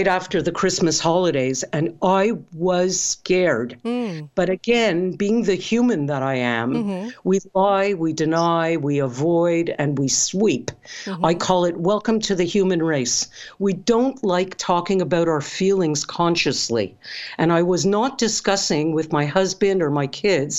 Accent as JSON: {"language": "English", "country": "Canada", "said": "I'm Canadian"}